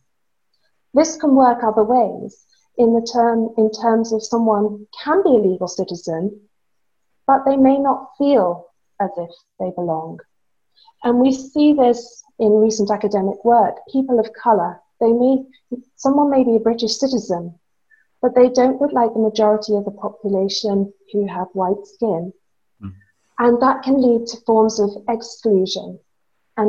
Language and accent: English; Guernsey; I grew up in the Channel Islands. I'm from Guernsey.